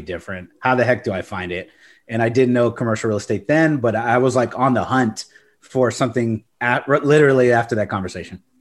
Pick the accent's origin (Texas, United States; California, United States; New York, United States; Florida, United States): Texas, United States; Corpus Christi; now in San Antonio, United States; I grew up in Corpus Christi